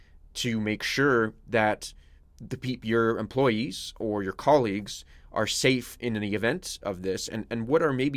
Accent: Canadian Prairies, Canada; I grew up on the Canadian prairies

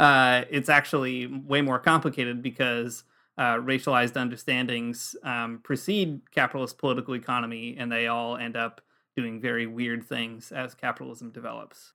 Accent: United States; moved away as an adult; now in Toronto, Canada; we're American expats living in Toronto

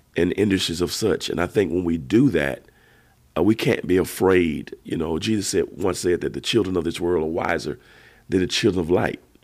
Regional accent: Georgia, United States; we were boy preachers together growing up in Georgia

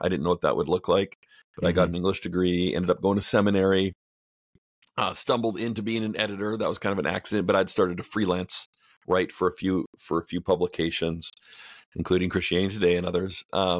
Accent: Canada; moved away as an adult; now in United States; I'm Canadian.

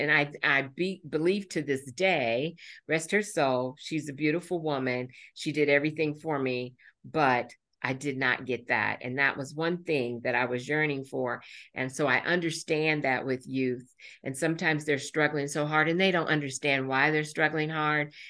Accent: Indianapolis, Indiana, United States; born or raised there; also born or lived in Marion, Indiana

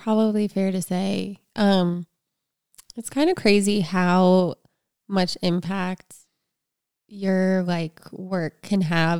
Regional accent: East Coast, United States; I grew up on the East Coast, and so you could drive from Pennsylvania to Atlantic City, and it was really easy.

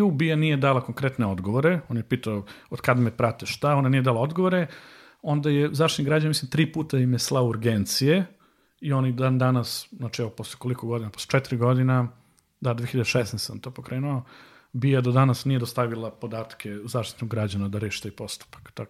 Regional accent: Serbia; ovde kod nas u Srbiji

